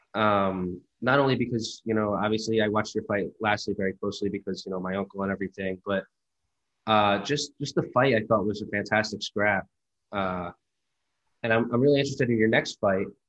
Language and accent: English; New Jersey, United States; I'm from New Jersey